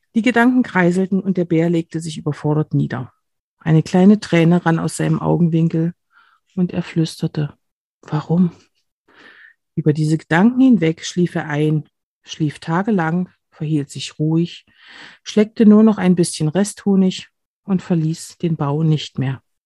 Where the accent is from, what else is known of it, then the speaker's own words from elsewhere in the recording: near Kamenz, Saxony, Germany; ich stamme aus der Nähe von, von Kamenz, das ist hier sieben Kilometer entfernt